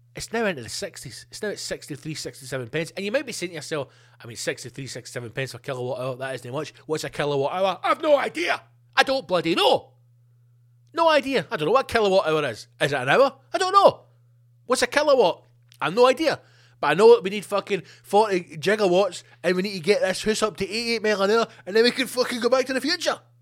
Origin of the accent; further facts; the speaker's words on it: Scotland, United Kingdom; being Scottish and in Scotland